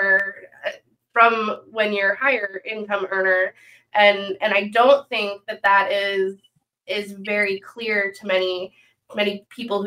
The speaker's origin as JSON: {"language": "English", "region": "Pennsylvania", "country": "United States", "said": "I'm from Pennsylvania"}